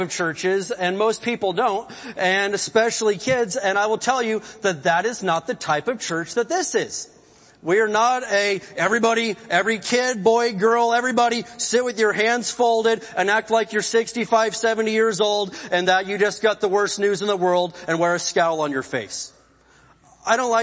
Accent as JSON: {"language": "English", "region": "the Bible Belt", "country": "United States", "also_born_or_lived": "Oklahoma", "moved": "as an adult", "lives_now": "California, United States", "said": "I come from the Bible Belt, went to college in Oklahoma, and I love it there"}